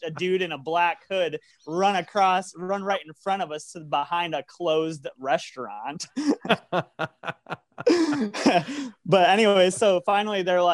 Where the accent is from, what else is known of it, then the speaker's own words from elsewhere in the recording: South Dakota, United States; We're a band from South Dakota